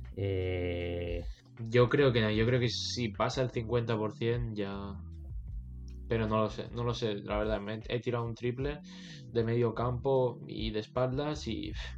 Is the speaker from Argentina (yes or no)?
no; Menorca, Balearic Islands, Spain; yo soy de, Menorca, de la isla, de una isla de las Islas Baleares